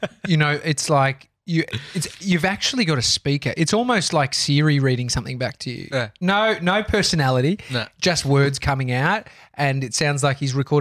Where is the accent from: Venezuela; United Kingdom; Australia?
Australia; I'm an Australian